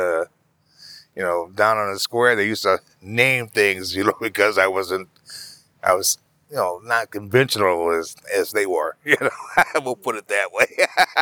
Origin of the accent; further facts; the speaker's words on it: Madison, Wisconsin, United States; I'm from Wisconsin, you know, from Madison.